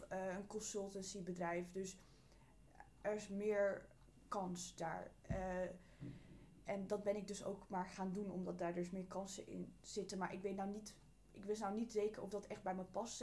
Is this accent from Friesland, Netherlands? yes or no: no; Amsterdam, North Holland, Netherlands; Ik ben geboren en getogen in Amsterdam